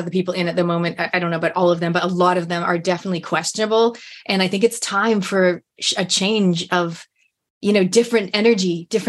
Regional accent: Canada; now in New Zealand; I'm originally from Canada.

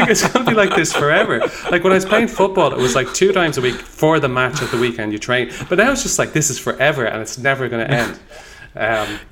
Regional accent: Dublin, Leinster, Ireland; I grew up, I was born in Dublin in 1985

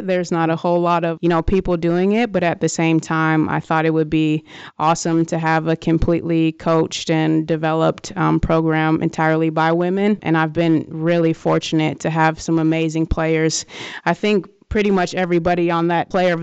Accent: Wisconsin, United States; moved away as an adult; my home state of Wisconsin

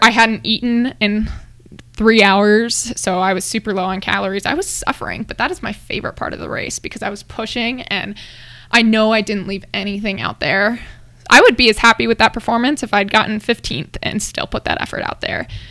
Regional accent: Hawaii, United States; now in Colorado, United States; I'm from Hawaii

